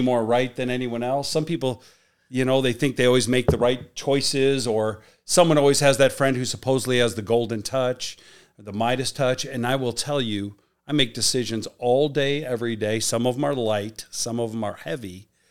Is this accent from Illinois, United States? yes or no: yes; Chicago, Illinois, United States; moved away as an adult; also born or lived in Miami; Him and I grew up in the South Side of Chicago